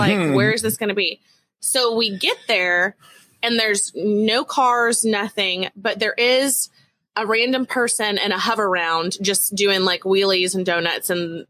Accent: Texas, United States; as a Texan

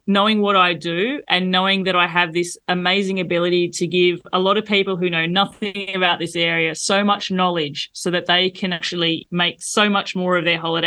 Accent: Australia; moved away as an adult; now in France; As an Australian

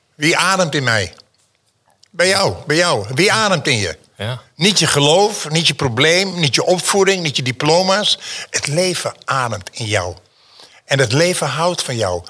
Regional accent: Amsterdam, North Holland, Netherlands; born or raised there; also born or lived in Schwarzenbach an der Saale, Germany

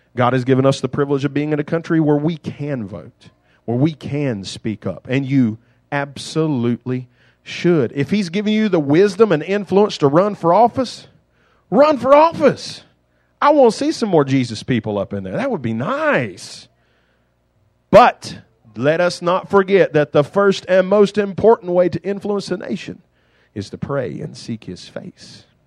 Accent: United States

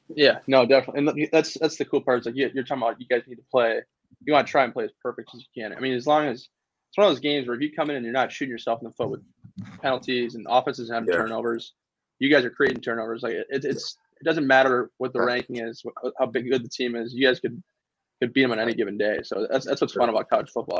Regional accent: Yale, Michigan, United States; I grew up in Yale

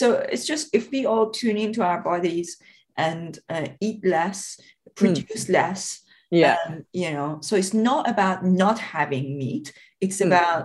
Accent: Iran; moved away; also born or lived in Scotland; when I was growing up in Iran

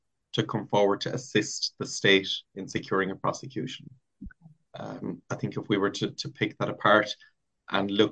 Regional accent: Ireland; as an Irish national, as maybe a citizen working in the area

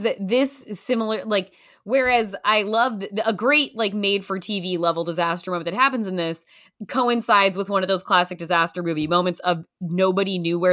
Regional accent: Pacific Northwest, United States; I'm from the Pacific Northwest.

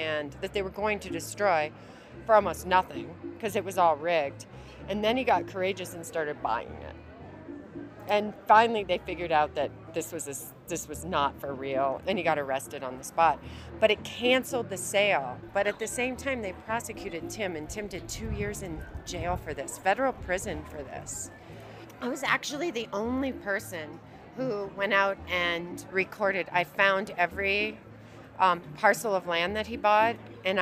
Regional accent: Ohio, United States; growing up in Ohio

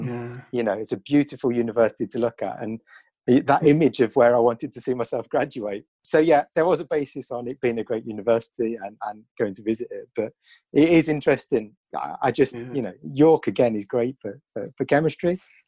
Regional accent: Birmingham, West Midlands, United Kingdom; moved away as an adult; also born or lived in Cardiff; Yeah, so I grew up in Birmingham, so I'm a Brummie, and from ultimately, I would say, working class parents

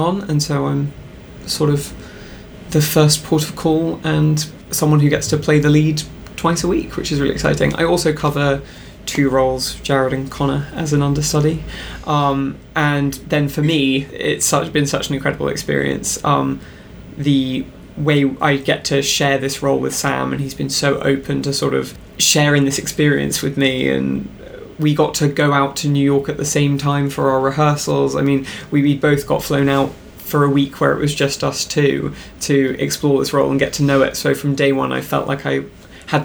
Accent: London, United Kingdom; I grew up in London

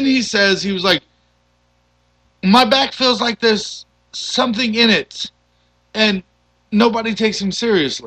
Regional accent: United States; as an American

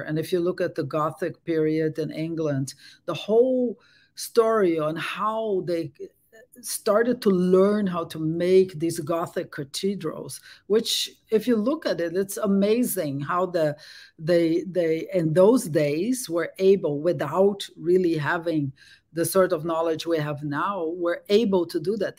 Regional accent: Brazil; English is a second language; moved away as an adult; also born or lived in Netherlands / France; now in Berkeley, United States; I was born in Brazil and I grew up there

